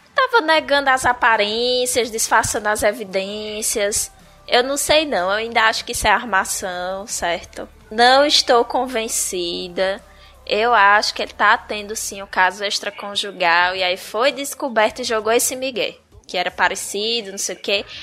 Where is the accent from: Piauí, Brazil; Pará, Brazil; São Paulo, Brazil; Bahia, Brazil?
Bahia, Brazil; Tinha que ser na minha terra.